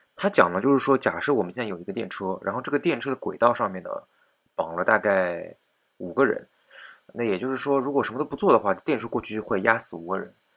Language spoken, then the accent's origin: Chinese; China; 我们中国人自己